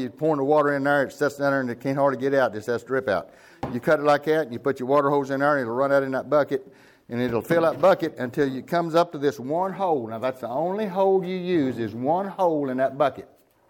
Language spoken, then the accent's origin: English; Kingston, Oklahoma, United States; Okay, well … from Kingston, Oklahoma. We're in the greenhouse business for 54 years.